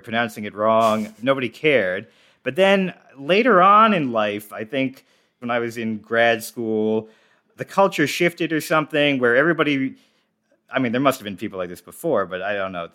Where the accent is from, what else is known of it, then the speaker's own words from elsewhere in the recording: suburban New Jersey, United States; I grew up in New Jersey